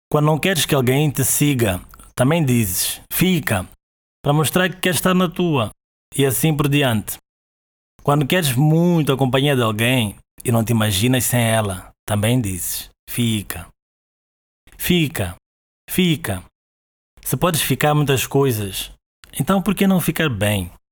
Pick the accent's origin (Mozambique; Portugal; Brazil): Mozambique; Maputo, Maputo City; Eu sou de Maputo, Moçambique, e é daqui onde te falo agora.